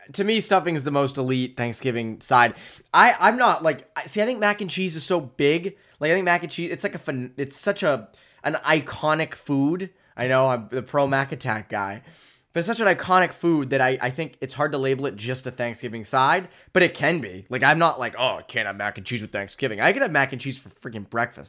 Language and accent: English; Framingham, Massachusetts, United States; I grew up in Framingham